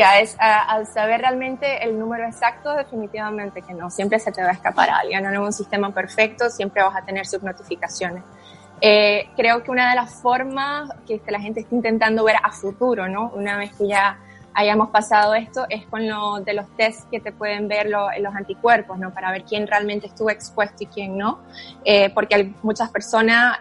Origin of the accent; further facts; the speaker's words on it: Nicaragua; moved away as an adult; also born or lived in Germany; soy originalmente de Nicaragua, mi papá es alemán